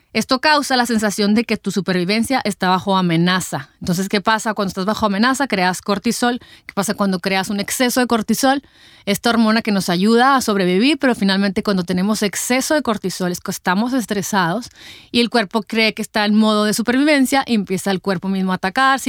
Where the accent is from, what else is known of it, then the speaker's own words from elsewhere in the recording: Mexico; como mexicanos estamos acostumbrados a comernos a lo mejor nuestros taquitos